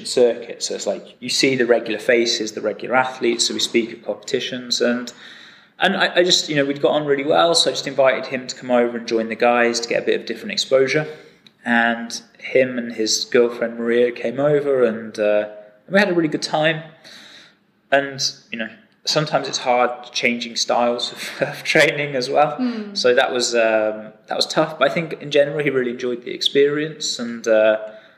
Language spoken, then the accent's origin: English; England, United Kingdom; I'm English